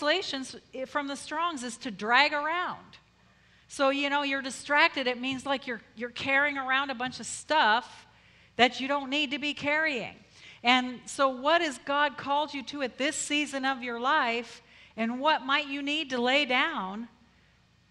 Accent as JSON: {"language": "English", "region": "Colorado", "country": "United States", "also_born_or_lived": "Philippines", "moved": "as an adult", "said": "I'm from Colorado"}